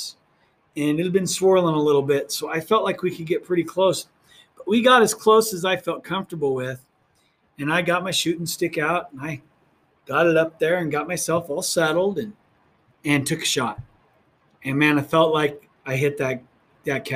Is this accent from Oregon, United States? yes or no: yes; Oregon, United States; now in New Mexico, United States; where I grew up in Oregon